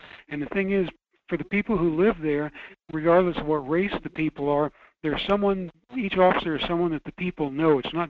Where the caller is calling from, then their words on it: Fairbanks, Alaska, United States; Hi, this is … from Fairbanks.